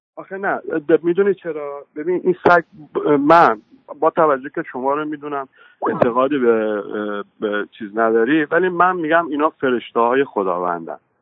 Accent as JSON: {"language": "Persian", "region": "Khuzestan", "country": "Iran", "moved": "yes", "lives_now": "London, United Kingdom", "said": "ما جنوبی ها خوزستانی ها"}